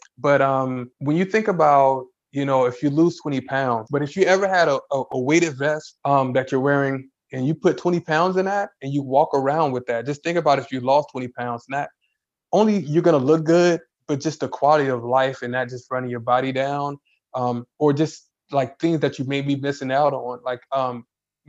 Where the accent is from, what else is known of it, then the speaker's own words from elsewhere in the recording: Chicago, Illinois, United States; I'm from Chicago. It's a big city, but we're country